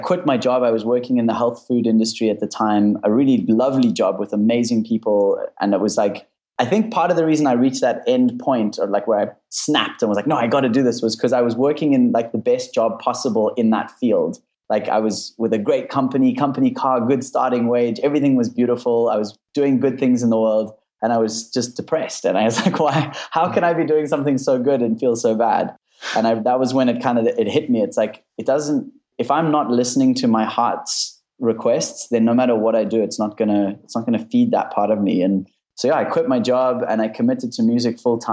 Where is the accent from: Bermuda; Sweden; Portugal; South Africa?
South Africa; moved away; I'm from South Africa